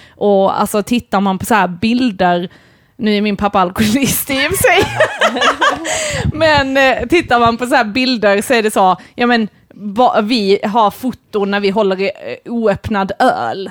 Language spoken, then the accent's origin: Swedish; Malmö, Skåne, Sweden; jag växte upp i Malmö och är på Bulltofta eh, där Kirseberg, Bulltoftaområdet